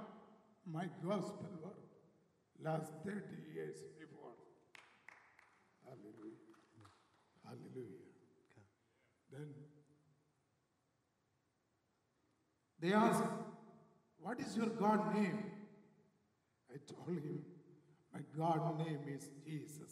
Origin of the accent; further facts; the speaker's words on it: southern India, India; moved away as an adult; you are born and brought up in India. Not in Northern India, in Southern India.